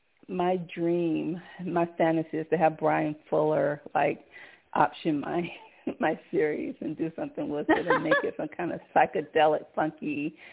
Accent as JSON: {"language": "English", "town": "Conyers", "region": "Georgia", "country": "United States", "said": "I'm from Georgia. And I'm from Conyers, Georgia, but I've never been to Savannah, not yet."}